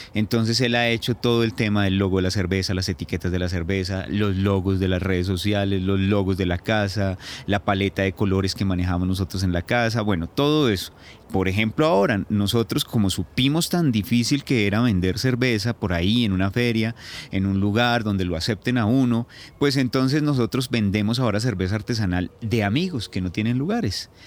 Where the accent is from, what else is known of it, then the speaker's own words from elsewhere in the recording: Tabio, Cundinamarca, Colombia; also born or lived in Putumayo / La Habana; now in Bogotá, Colombia; nací en Tabio, Cundinamarca, el 5 de noviembre de 1978